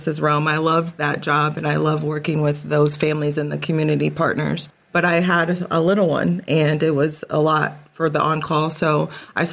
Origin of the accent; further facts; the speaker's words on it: Paulding County, Ohio, United States; I am born and raised in Paulding County